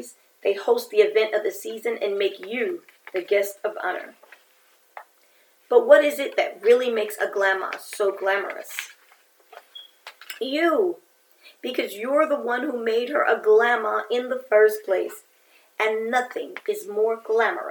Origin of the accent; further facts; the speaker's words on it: New York City, New York, United States; growing up in New York City